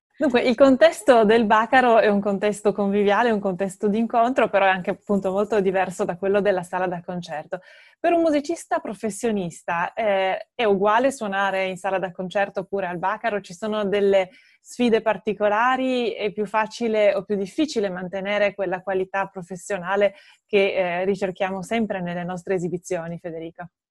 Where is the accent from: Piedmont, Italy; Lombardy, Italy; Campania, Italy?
Piedmont, Italy; Turin; also born or lived in Venice; torinese, sono comunque laureata a Ca'